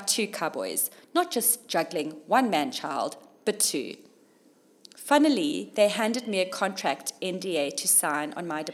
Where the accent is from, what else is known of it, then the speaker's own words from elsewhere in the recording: Durban, KwaZulu-Natal, South Africa; moved away as an adult; also born or lived in Zimbabwe / London, United Kingdom; Durban, my hometown.